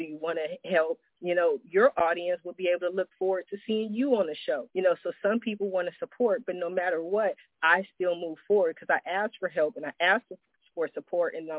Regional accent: Columbus, Ohio, United States; also born or lived in Washington, D.C.; now in California, United States; I was born in Washington, D.C. I spent my childhood in Columbus, Ohio.

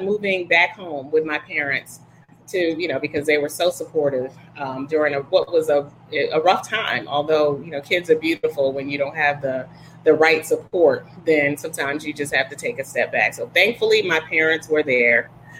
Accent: Wilmington, Delaware, United States; also born or lived in Petersburg; So I'm originally from Wilmington, Delaware. My dad pastored in D.C. on Capitol Hill, and then he was in Petersburg. So I actually went to Petersburg High.

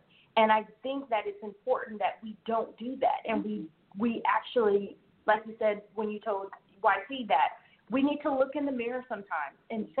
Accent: the South, United States; I definitely know I was raised in the South, South / Midwest

